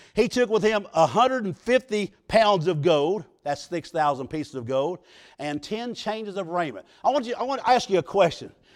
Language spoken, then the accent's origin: English; United States; I was raised on the Mississippi River